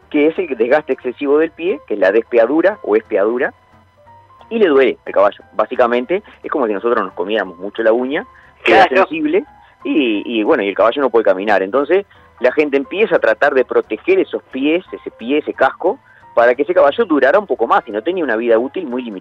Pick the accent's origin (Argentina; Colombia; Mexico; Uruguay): Uruguay; Santa Clara de Olimar, Treinta y Tres; Yo soy de Santa Clara de Olimar, de 33, y había dos herrerías en, mi pueblo, y que hoy están abandonadas